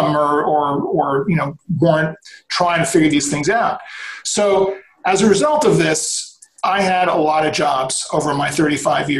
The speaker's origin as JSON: {"language": "English", "region": "New York", "country": "United States", "tie": "born or raised there", "moved": "yes", "lives_now": "Los Angeles, United States", "said": "Born and raised in New York, had the movie bug early on, came out to figure out how that was going to work"}